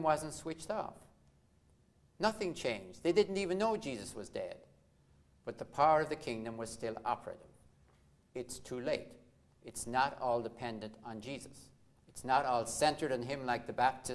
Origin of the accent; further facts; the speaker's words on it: Ireland; growing up in Ireland